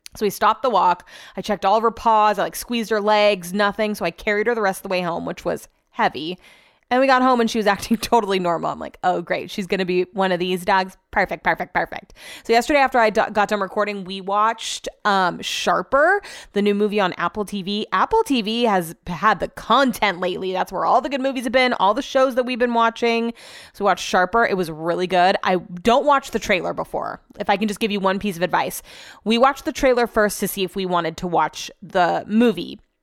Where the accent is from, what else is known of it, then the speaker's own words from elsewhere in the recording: Hull, Yorkshire and the Humber, United Kingdom; now in Sacramento, United States; I'm from Hull and I live in Sacramento.